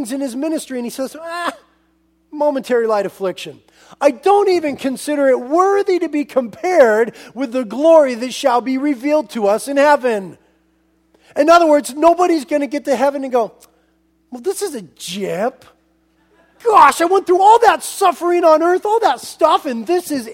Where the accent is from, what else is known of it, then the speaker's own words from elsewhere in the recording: United States; as American Christians